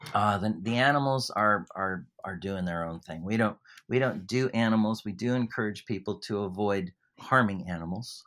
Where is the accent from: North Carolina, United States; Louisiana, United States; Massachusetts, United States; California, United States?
California, United States; moved away as an adult; now in Australia; I'm from California, and, uh, I can't, I can't shake the accent